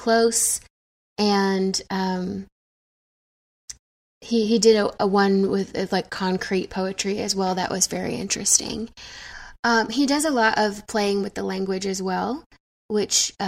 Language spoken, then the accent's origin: English; the American South, United States; growing up ethnically ambiguous in the American South